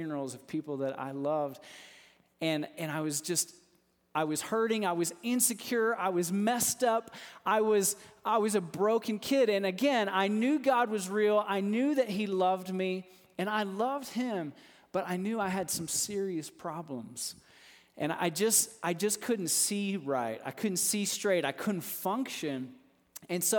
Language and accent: English; Texas, United States; I grew up in Texas. And so I know we've got some Texans in here, and us Texans